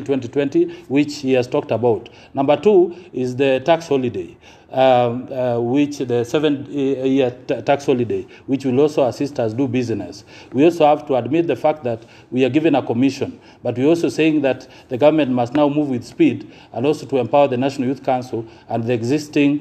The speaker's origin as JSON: {"language": "English", "region": "Nyanza", "country": "Kenya", "said": "we come from Nyanza"}